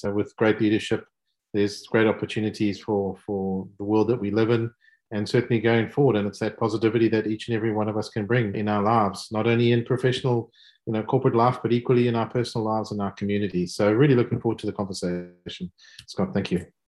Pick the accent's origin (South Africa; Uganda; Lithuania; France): South Africa; accent: South African; also born or lived in United States / Germany; now in United Kingdom; As you can hear from my accent, um, clearly South African, living in, in the UK, educated in the US